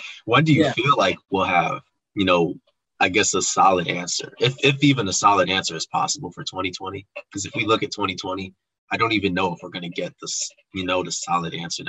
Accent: Chicago, Illinois, United States; I am from Chicago, Illinois.

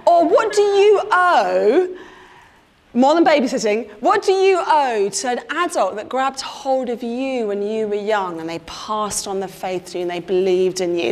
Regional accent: London, United Kingdom; moved away as an adult; now in Blackburn, United Kingdom; I'm a Londoner through and through, a Southerner married to a northerner

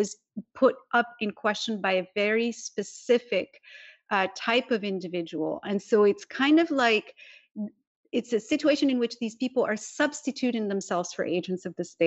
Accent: Morocco; moved away as an adult; now in California, United States; I was born in Morocco, which is a constitutional monarchy

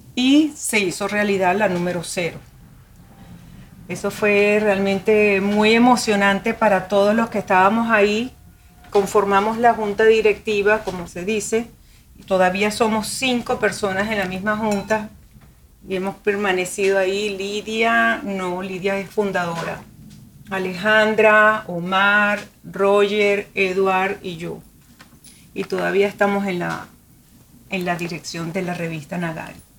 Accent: Venezuela; now in Miami, United States; Soy venezolana de la provincia en Venezuela.

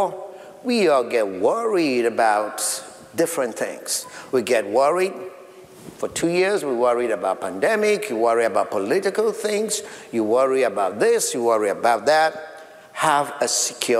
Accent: Sierra Leone; now in United States; my country of birth in Sierra Leone, West Africa, that is dear to me, my people in my home country

